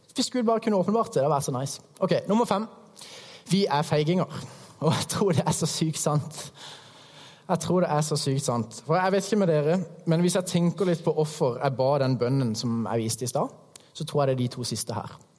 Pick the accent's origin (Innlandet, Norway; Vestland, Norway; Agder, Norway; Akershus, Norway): Agder, Norway; Hægeland; moved away; kommer jeg fra Krembygda Hægeland